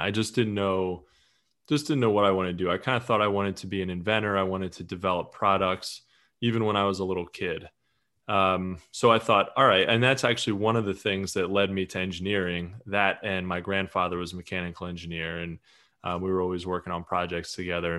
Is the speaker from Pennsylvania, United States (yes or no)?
yes; Eastern Pennsylvania, United States; I'm from from Pennsylvania